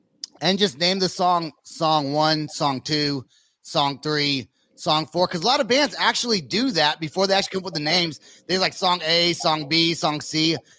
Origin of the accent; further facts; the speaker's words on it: San Francisco Bay Area, East Bay, California, United States; I'm from San Francisco, like the Bay Area. I was born there, raised just East Bay.